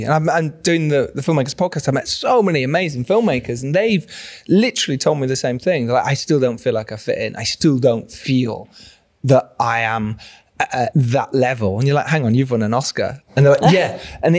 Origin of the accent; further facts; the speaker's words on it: Yorkshire and the Humber, United Kingdom; I'm from Yorkshire.